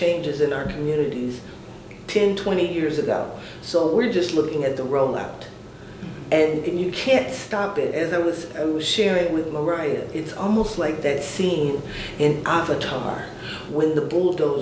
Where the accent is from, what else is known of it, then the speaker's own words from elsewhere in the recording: Chicago, Illinois, United States; now in Indianapolis, United States; I'm from Chicago, so I've seen a lot of growth in Indianapolis since I arrived in the 70s